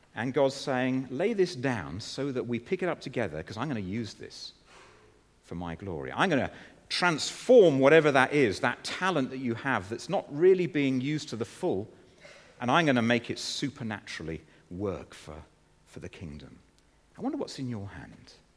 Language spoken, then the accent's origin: English; Guernsey; moved away; the church in which I was growing up in Guernsey